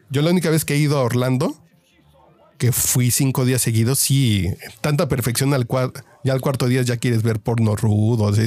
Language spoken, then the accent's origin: Spanish; Mexico City, Mexico; Yo soy chilango